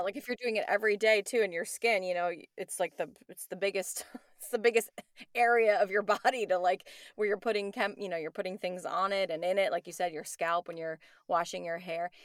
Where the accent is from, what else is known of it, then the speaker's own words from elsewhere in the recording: New York, United States; moved away; I'm from New York